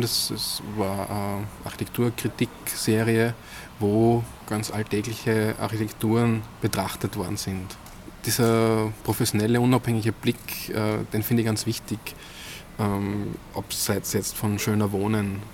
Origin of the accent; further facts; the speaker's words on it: Weilbach, Upper Austria, Austria; Ich bin ähm, aufgewachsen in Weilbach. Das ist ein Dorf mit 600, äh, 700 Einwohnern. Am Inn? Äh, Im Innviertel, knapp am Inn, also wirklich am Rand von Oberösterreich